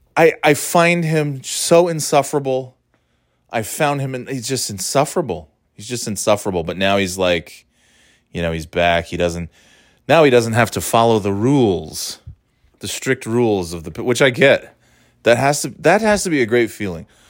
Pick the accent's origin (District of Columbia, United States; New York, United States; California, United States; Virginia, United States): New York, United States; now in New England, United States; I'm from New York. It is my home